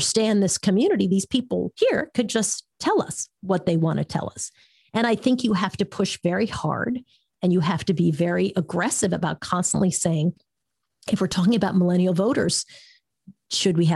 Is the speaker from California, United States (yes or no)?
no; New York, United States; moved away as an adult; also born or lived in San Francisco; I was in San Francisco and I was from New York